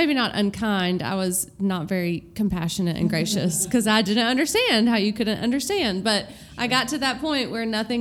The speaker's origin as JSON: {"language": "English", "town": "Knoxville", "region": "Tennessee", "country": "United States", "tie": "born or raised there", "moved": "as an adult", "lives_now": "Birmingham, United States", "said": "I am from Knoxville, Tennessee. I grew up there, lived in the same house my whole life"}